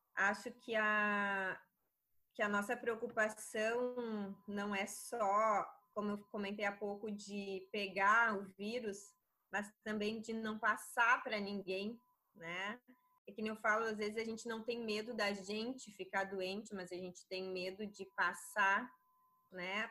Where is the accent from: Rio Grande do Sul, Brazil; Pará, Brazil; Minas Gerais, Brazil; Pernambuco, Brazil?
Rio Grande do Sul, Brazil; Crissiumal; Sou do interior do Rio Grande do Sul, da cidade de Criciúmal